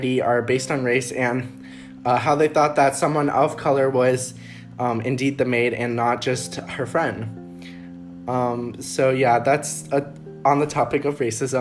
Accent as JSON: {"language": "English", "town": "San Jose", "region": "California", "country": "United States", "tie": "born or raised there", "said": "we grew up in Almaden Valley"}